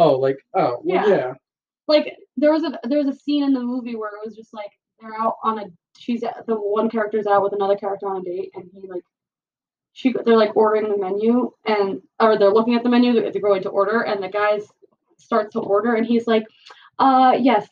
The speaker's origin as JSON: {"language": "English", "region": "New Jersey", "country": "United States", "said": "we are originally from New Jersey"}